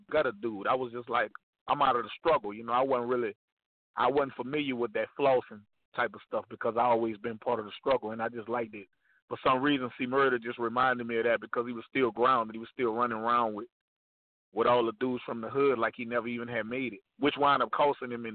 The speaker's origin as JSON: {"language": "English", "town": "New Orleans", "region": "Louisiana", "country": "United States", "tie": "born or raised there", "said": "We represented Iberville, but I was born uptown in the Melphamine, which is a couple of blocks from the Magnolia"}